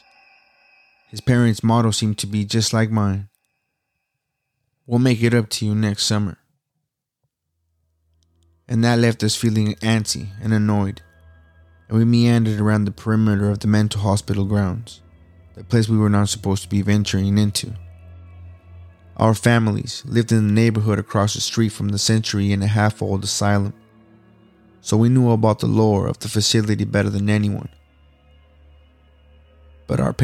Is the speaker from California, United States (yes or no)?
yes; California, United States; I'm from California, so I know in California we are burning right now